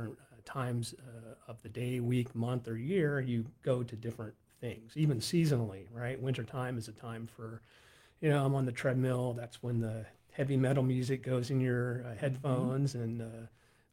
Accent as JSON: {"language": "English", "region": "Western Pennsylvania", "country": "United States", "said": "we're from Western PA, and we owned a tavern out there"}